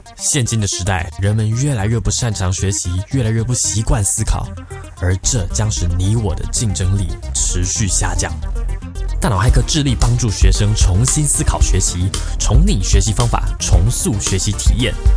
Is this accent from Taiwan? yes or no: yes; Taichung, Taiwan; 我们是台中人，那台中的那个补习阵地就是水利大楼